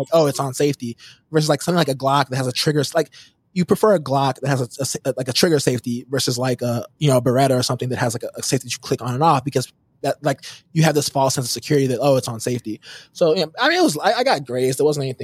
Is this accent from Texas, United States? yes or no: yes; Houston, Texas, United States; I grew up in Houston